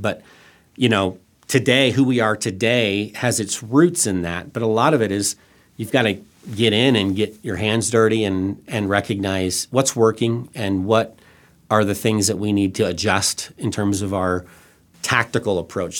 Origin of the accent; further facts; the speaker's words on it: Thailand; also born or lived in Northwest Arkansas; I, I was born and raised in Thailand